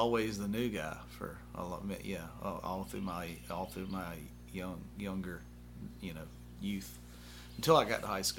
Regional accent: Mobile, Alabama, United States; I was raised up out in Sims, and then my mother and father split up, and then my mother moved into city, and then my father stayed out in Sims

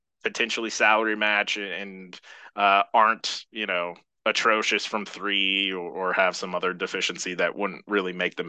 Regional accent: Eugene, Oregon, United States; I grew up in Eugene, Oregon. I grew up near the U of O campus. It's very familiar to me.

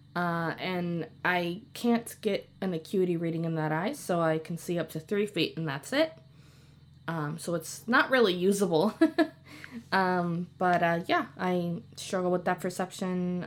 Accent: Chicago, Illinois, United States; now in Wisconsin, United States; I'm originally from Chicago, Illinois

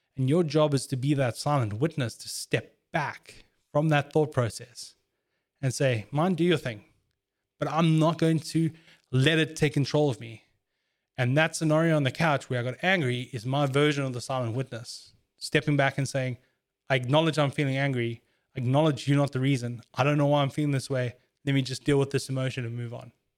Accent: South Africa; As a South African

